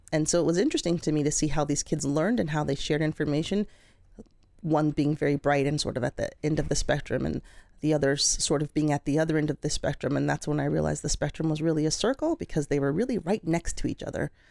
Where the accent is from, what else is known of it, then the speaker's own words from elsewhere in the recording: Colorado, United States; moved away as an adult; I grew up in Colorado